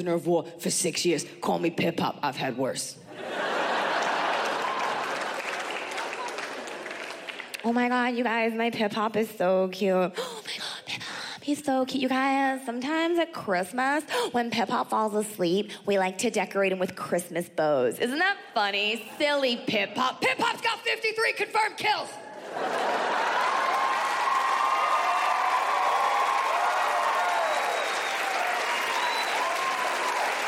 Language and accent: English; United States; I am very proud to be an American